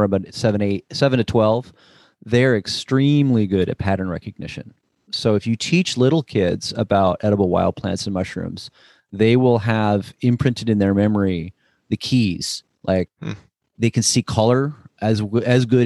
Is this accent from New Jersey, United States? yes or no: yes; New Jersey, United States; I grew up in New Jersey right outside of New York City